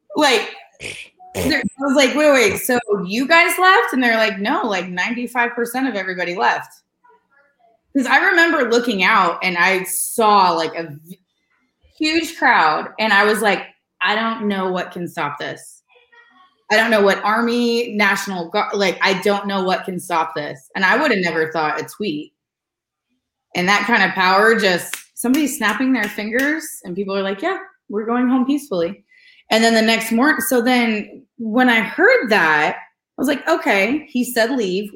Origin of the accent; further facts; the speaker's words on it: California, United States; moved away as an adult; I'm from California, so and I'm from a split political family